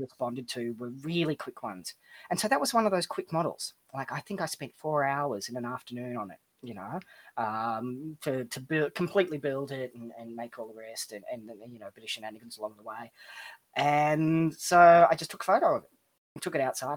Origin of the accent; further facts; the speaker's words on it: Melbourne, Victoria, Australia; I'm from Melbourne, Australia.